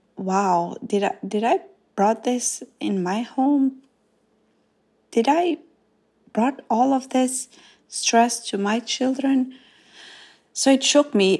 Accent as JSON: {"language": "English", "country": "North Macedonia", "tie": "born or raised there", "second_language": "English", "moved": "as an adult", "lives_now": "United States", "said": "I grew up in Macedonia in a small village called Zhytosia, and I moved to United States When I was twenty years old"}